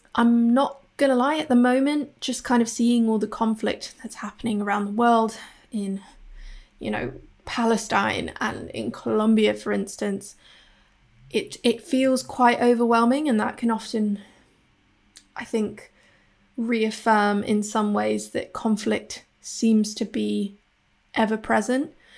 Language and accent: English; Hong Kong; now in Bristol, United Kingdom; I'm based in Bristol in the U K. I'm originally from Hong Kong